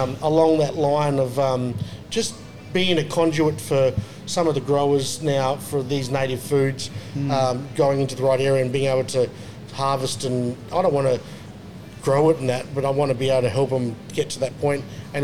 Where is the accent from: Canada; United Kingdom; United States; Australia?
Australia; Onslow, Western Australia; now in Perth, Australia; I grew up in Onslow